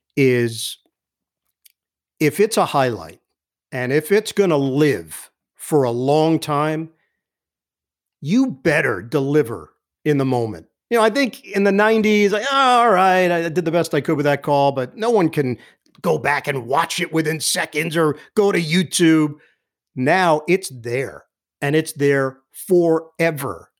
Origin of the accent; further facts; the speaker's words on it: New York City, New York, United States; moved away as an adult; also born or lived in Upper East Side, Manhattan; now in New Jersey, United States; I'm originally from Queens